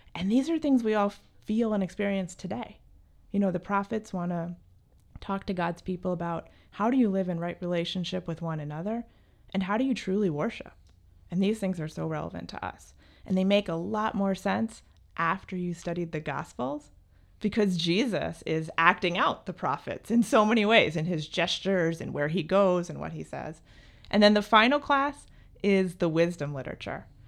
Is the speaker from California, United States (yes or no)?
no; New Jersey, United States; I grew up in New Jersey